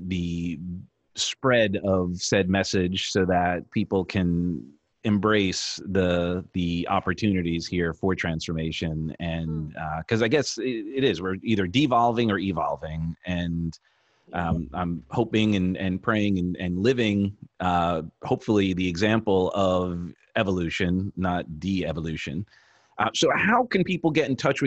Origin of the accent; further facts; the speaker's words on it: New York, United States; moved away; I'm from New York originally